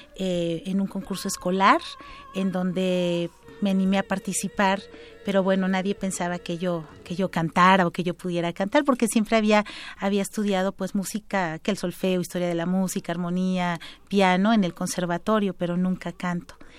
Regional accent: Oaxaca, Mexico; en mi tierra natal, Oaxaca

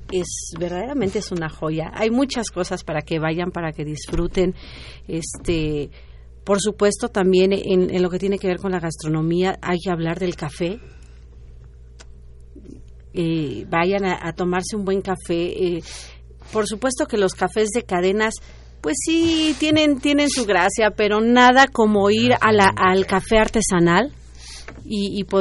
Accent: Mexico; yo creo que nos debe de enorgullecer como mexicanos, porque el trabajo que tienen, cada prenda es impresionante, ¿no?

